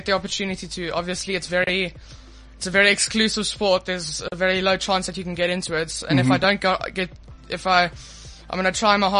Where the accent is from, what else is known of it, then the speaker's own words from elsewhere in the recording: Cape Town, Western Cape, South Africa; I'm 14. I'm from Cape Town.